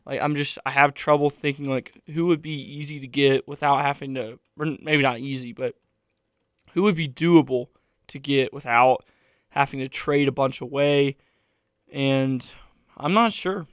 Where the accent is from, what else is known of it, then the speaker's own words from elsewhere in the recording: United States; I am American